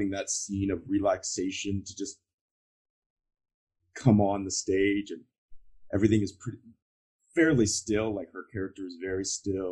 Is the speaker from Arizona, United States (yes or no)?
no; Georgia, United States; I'm from the South. I'm from Georgia